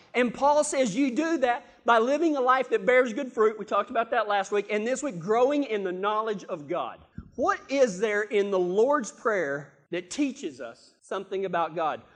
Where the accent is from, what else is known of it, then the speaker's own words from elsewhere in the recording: Texas, United States; I'm from Texas